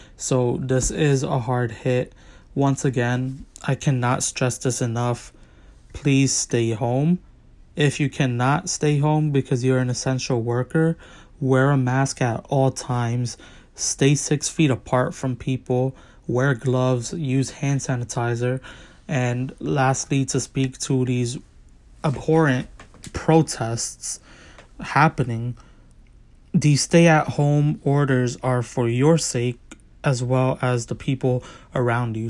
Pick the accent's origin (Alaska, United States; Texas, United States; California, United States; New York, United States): New York, United States; as a New Yorker